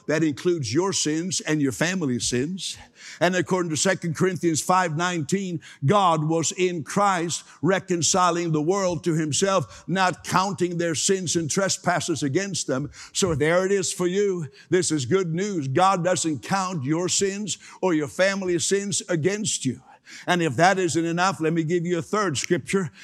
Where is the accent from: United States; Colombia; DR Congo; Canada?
Canada; I'm, I'm a Canadian